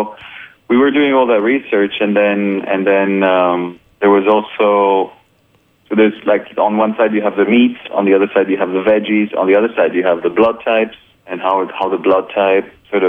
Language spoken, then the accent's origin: English; France; English is a second language; also born or lived in Colombia / Brazil / Japan; now in United States; Yeah, I'm also Colombian, but have a really multicultural background. I was born in Colombia, grew up in France. I've lived in Brazil, in Japan, and I've been in the U.S. for about 4 years now.